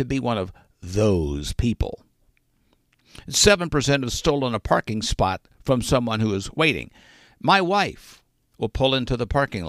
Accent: Arkansas, United States; being from Arkansas

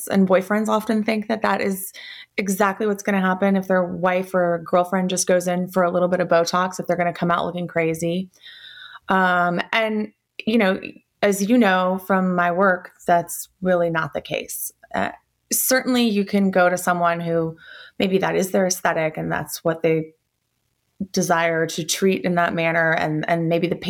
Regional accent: Atlanta, Georgia, United States; I'm originally from Atlanta, where we live in the suburbs here now

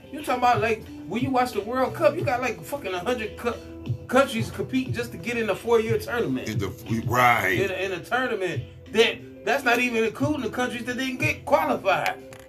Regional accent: Cleveland, Ohio, United States; when I grew up on the East Side, and people hate me for that, though, I never saw a poor white person until I drove onto the West Side.

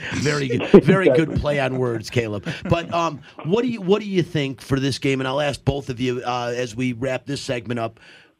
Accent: Detroit, Michigan, United States; I'm from Detroit.

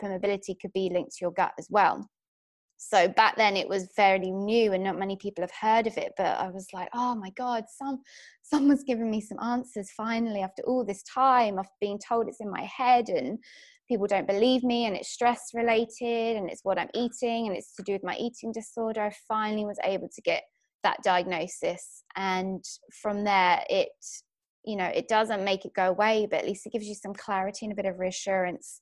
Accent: England, United Kingdom; now in Australia; I'm from England, as you can probably tell, but live in lovely Australia

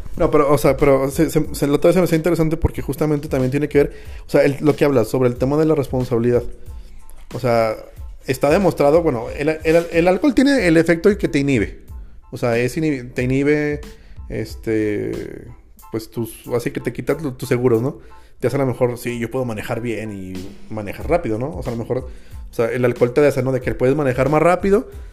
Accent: Jerez, Zacatecas, Mexico; los que crecimos en Jerez, Zacatecas

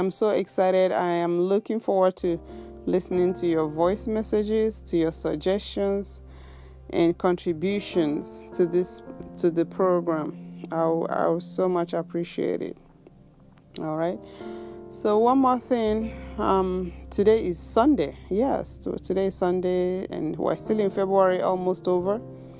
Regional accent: Nigeria; first language Igbo; English is a second language; moved away as an adult; now in Japan; I speak my native tongue, my native language, which is Igbo. Igbo, we call it Igbo. Then I speak English, and then I speak Japanese. The first two are, my first languages. And the third one is, I picked it up after I was already 20 years old when I came to Japan.

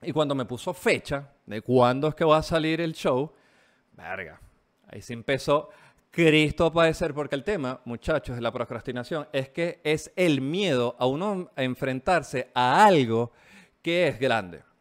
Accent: Venezuela; moved away as an adult; now in Chile; Yo salí de Venezuela eh, eh, personalmente por el tema de la inseguridad. Llegué a Chile, empecé a trabajar como cualquier migrante

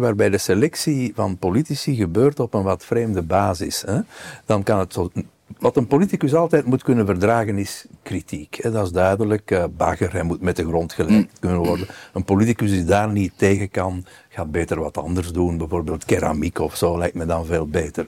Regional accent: Belgium

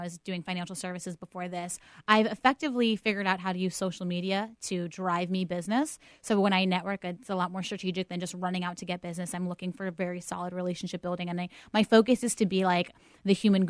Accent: Pittsburgh, Pennsylvania, United States; moved away; I'm born and raised in Pittsburgh.

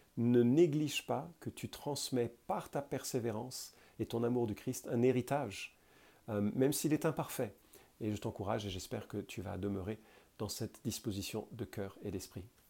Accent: France; je suis français

